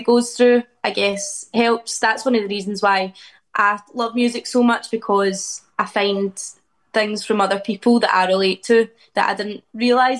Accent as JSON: {"language": "English", "region": "Scotland", "country": "United Kingdom", "moved": "as an adult", "lives_now": "Liverpool, United Kingdom", "said": "I've always wanted to get out of Scotland"}